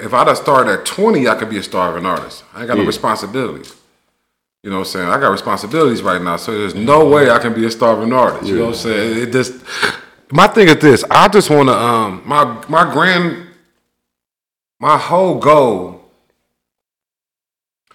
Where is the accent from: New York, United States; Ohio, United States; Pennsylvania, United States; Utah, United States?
Ohio, United States; Cleveland; moved away as an adult; now in Columbus, United States; when I grew up in Cleveland, all my niggas was Dope Boys.